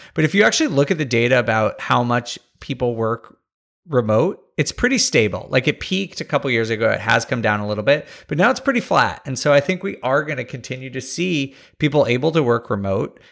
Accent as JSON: {"language": "English", "region": "New York", "country": "United States", "tie": "born or raised there", "said": "I grew up around New York"}